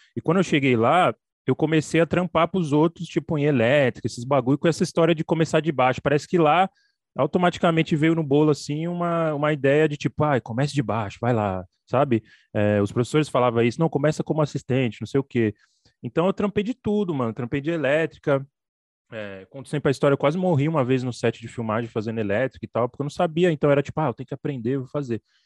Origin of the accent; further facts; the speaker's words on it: São Paulo, Brazil; eu moro aqui em São Paulo, entendeu? Odeio São Paulo, nem me considero de São Paulo, sou do Capão Redondo